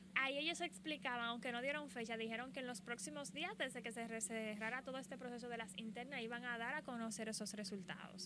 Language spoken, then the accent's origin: Spanish; Dominican Republic; yo soy de República Dominicana